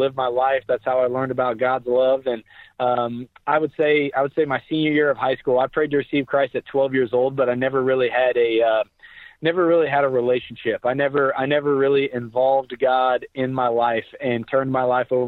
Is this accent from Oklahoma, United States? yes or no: yes; Tulsa, Oklahoma, United States; I was born and raised in Tulsa, Oklahoma